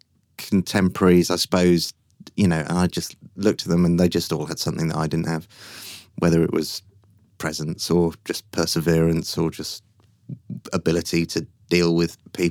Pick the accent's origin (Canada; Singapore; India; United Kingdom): United Kingdom; Yorkshire and the Humber; born there; I was born in Yorkshire. I have a very large family.